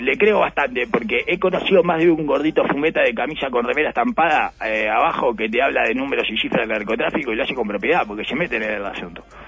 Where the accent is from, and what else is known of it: Uruguay